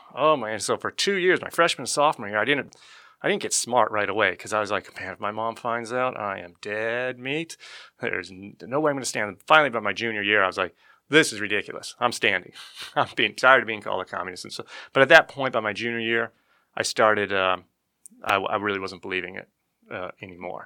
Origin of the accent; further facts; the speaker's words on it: Lake Havasu City, Arizona, United States; I was born and raised in Lake Havasu City, Arizona